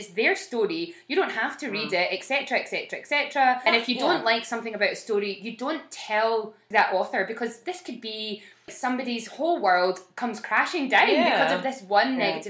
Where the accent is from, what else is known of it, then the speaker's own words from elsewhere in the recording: Scotland, United Kingdom; We're Scottish